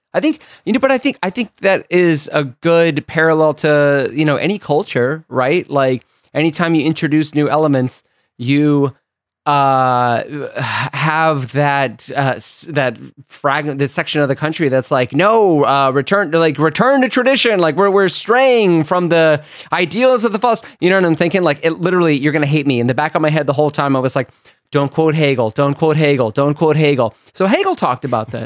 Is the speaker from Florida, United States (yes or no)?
yes; Florida, United States; moved away; I'm from Florida